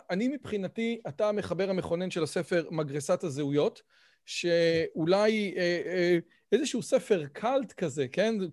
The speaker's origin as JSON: {"language": "Hebrew", "country": "Israel", "tie": "born or raised there", "also_born_or_lived": "Scotland", "said": "אני נולדתי בארץ וגדלתי תקופה מסוימת בחיי בסקוטלנד."}